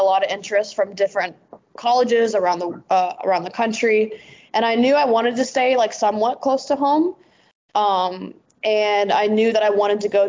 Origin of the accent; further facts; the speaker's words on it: North Texas, United States; moved away as an adult; also born or lived in Oklahoma; now in Wellington, New Zealand; growing up in North Texas specifically, I played for FC Dallas my like entire life